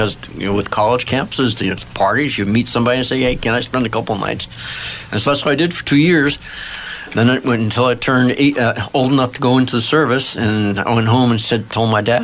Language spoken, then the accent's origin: English; New Jersey, United States; moved away as an adult; also born or lived in Florida / Buffalo, New York / Kentucky / Illinois; I was born in Florida and raised in New Jersey.